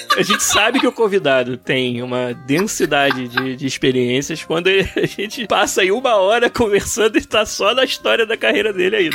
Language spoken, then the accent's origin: Portuguese; Rio de Janeiro, Brazil; moved away as an adult; also born or lived in Florianópolis; Eu e o Beraldo somos do Rio, como é o Arthur também